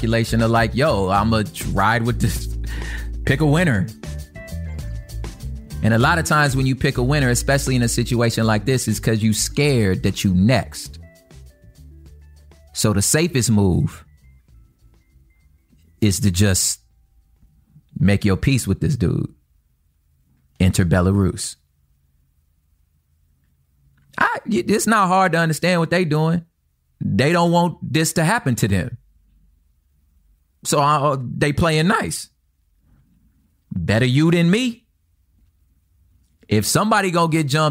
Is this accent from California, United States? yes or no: yes; Los Angeles, California, United States; also born or lived in Inland Empire, California; being from South Central, I was from the Crip part of town.